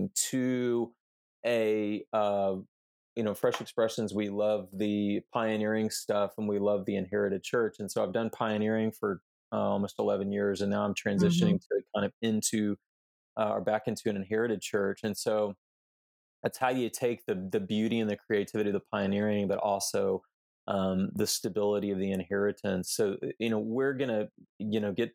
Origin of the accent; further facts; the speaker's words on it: Houston, Texas, United States; We grew up in Houston